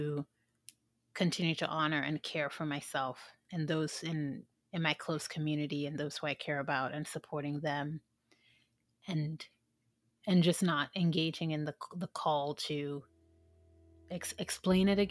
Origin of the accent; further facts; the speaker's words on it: Sierra Leone; moved away; I'm from an African country. I'm from Sierra Leone